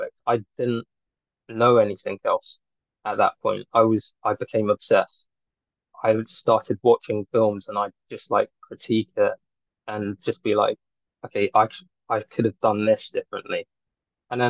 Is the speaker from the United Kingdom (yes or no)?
yes; London, United Kingdom; I'm a filmmaker from Northwest London.